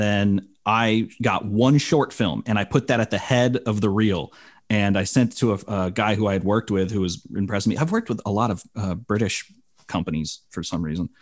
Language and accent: English; Bay Area, California, United States; moved away; also born or lived in Arizona; I grew up in the Bay Area